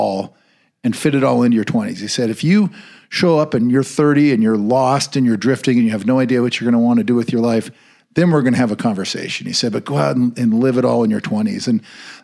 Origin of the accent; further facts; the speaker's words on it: Bend, Oregon, United States; moved away as an adult; now in Montana, United States; I grew up in Central Oregon and in the town of Bend, which was a great place at the time to grow up.